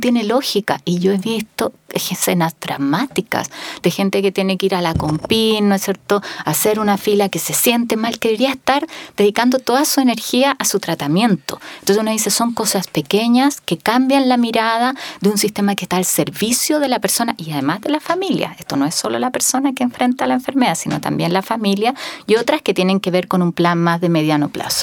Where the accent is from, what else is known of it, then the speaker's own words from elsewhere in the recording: Magallanes and Chilean Antarctica, Chile; Yo que soy de Magallanes